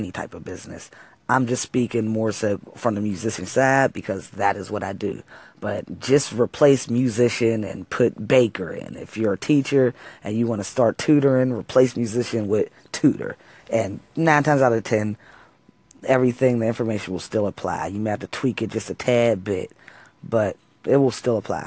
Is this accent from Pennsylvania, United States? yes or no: yes; Wilkinsburg, Pennsylvania, United States; also born or lived in Pittsburgh, Pennsylvania; I'm from Wilkinsburg, though. Wilkinsburg is my hometown